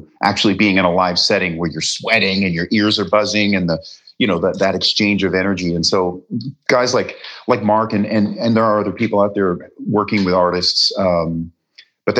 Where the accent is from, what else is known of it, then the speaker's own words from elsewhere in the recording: Canada; moved away as an adult; also born or lived in Wales; now in Los Angeles, United States; I was born in Wales. My parents, you know, were British UK family and they immigrated to Canada